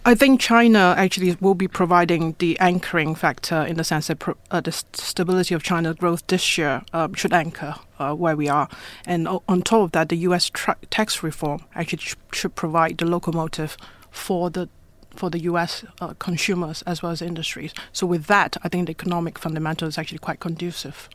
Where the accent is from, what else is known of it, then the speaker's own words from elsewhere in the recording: Ipoh, Perak, Malaysia; now in Hong Kong; I was born in Ipoh, same town in Malaysia as Michelle Yeoh